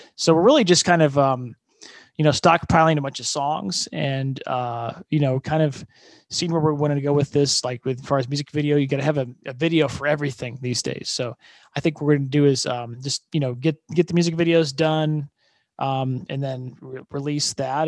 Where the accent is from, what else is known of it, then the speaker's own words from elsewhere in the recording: Fort Wayne, Indiana, United States; moved away as an adult; now in Austin, United States; my hometown is uh, Fort Wayne, Indiana, and uh, growing up there